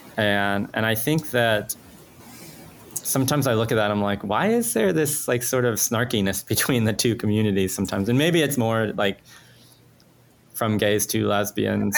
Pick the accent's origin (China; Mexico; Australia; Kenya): Mexico; English is a second language; moved away; I am an immigrant. I'm Mexican. I was not a, a like English was not my first language